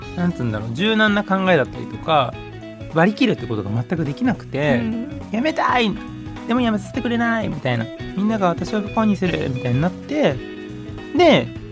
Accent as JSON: {"language": "Japanese", "region": "Nara", "country": "Japan", "tie": "born or raised there", "also_born_or_lived": "Mexico / California, United States"}